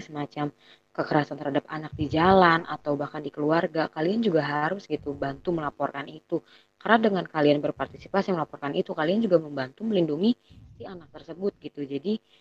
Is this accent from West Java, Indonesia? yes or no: yes; Bogor, West Java, Indonesia; Kita anak Bogor